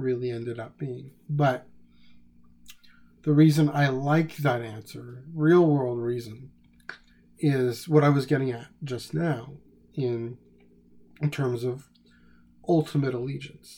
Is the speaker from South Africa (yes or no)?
no; Canada; I'm Canadian